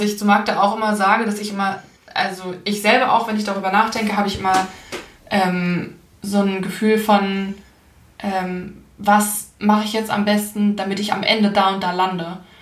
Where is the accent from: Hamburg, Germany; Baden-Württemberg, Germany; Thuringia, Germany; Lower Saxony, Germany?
Hamburg, Germany; ich komme ja aus Hamburg und ich bin halt auch in Hamburg geblieben